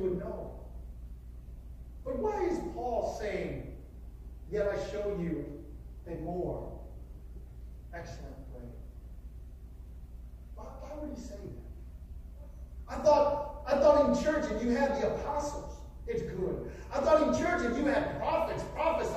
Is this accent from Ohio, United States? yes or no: no; Wisconsin, United States; we were growing up in Wisconsin